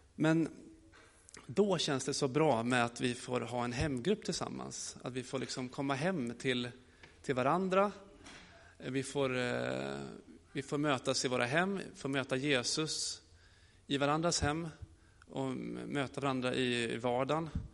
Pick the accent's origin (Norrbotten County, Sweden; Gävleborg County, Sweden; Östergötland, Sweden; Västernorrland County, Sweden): Gävleborg County, Sweden; Gästrikland; also born or lived in Gothenburg, Sweden; now in Rimforsa, Sweden; jag kommer från Göteborg, men mina föräldrar bor i Värmland och jag är uppvuxen i Gästrikland